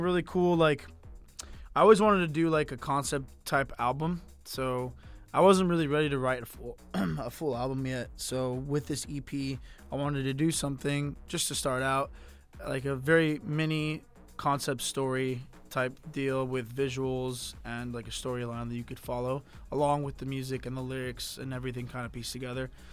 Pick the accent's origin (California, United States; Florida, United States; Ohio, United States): Florida, United States; Miami; I'm from Miami. I was born and raised in Miami